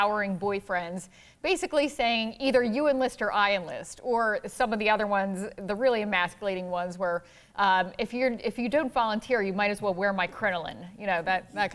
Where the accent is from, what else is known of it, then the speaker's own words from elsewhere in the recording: Philadelphia, Pennsylvania, United States; moved away as an adult; also born or lived in Atlanta, Georgia; I was born and raised in Philadelphia, but I moved to Atlanta, Georgia for about 6 years